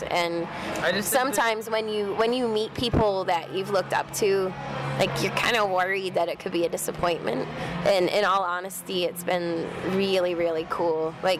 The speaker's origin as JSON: {"language": "English", "region": "Florida", "country": "United States", "tie": "born or raised there", "moved": "as an adult", "lives_now": "Los Angeles, United States", "said": "We grew up in Florida. We started the band in Florida."}